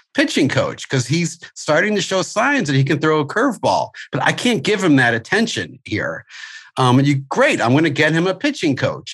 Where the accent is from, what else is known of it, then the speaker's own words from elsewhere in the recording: St. Louis, Missouri, United States; moved away; I'm originally from St. Louis, where I had my school